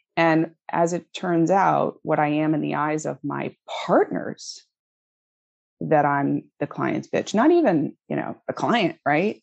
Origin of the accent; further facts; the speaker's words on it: Connecticut, United States; moved away as an adult; also born or lived in Washington, D.C.; I grew up in Connecticut.